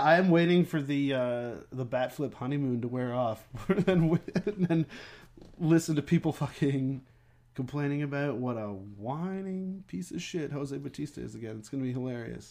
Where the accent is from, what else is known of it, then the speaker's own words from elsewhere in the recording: Peterborough, Ontario, Canada; moved away; I grew up in Peterborough